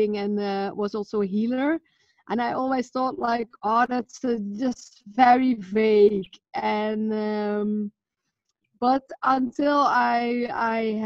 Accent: Netherlands; I'm from Holland.

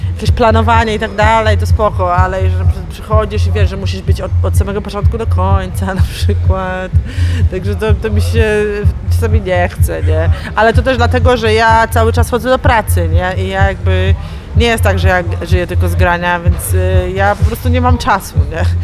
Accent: Masovian Voivodeship, Poland; moved away as an adult; now in Poznań, Poland; Ja jestem z Mazowsza

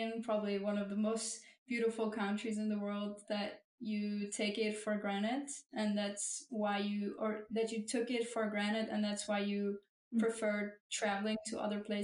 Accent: Dolomites, Italy; growing up in the Dolomites

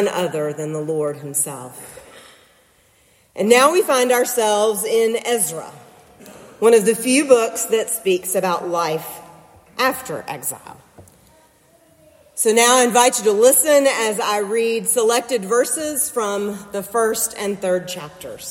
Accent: Nashville, Tennessee, United States; moved away as an adult; now in Concord, United States; When I drive around Nashville, my hometown now

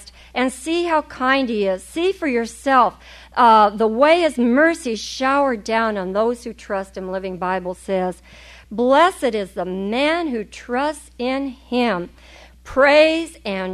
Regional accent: California, United States

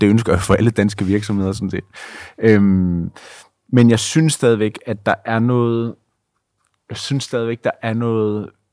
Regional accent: Denmark; som dansker

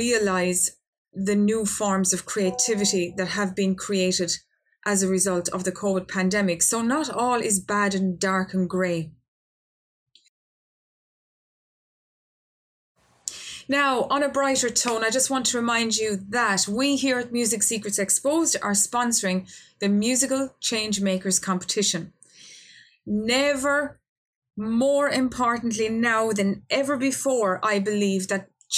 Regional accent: Ireland; my home country of Ireland

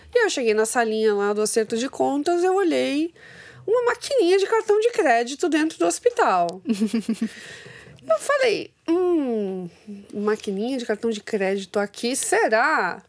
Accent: Santos, São Paulo, Brazil; eu nasci em Santos

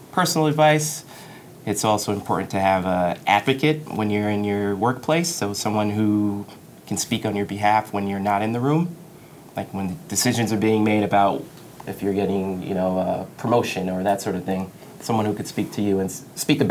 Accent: Roosevelt, New York, United States; I grew up in Long Island in a town called Roosevelt, which is in Nassau County.

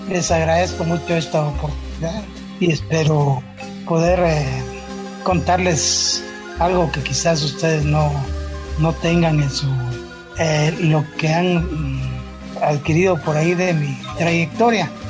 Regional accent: Coatepeque, Quetzaltenango, Guatemala; yo soy de Coatepeque, Quetzaltenango

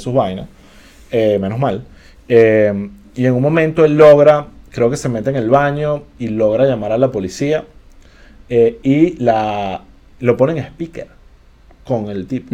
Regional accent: Venezuela; como venezolano

